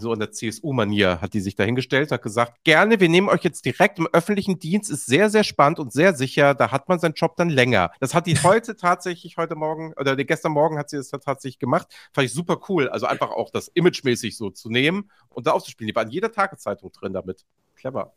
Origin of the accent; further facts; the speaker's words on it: Hamburg, Germany; als Hamburger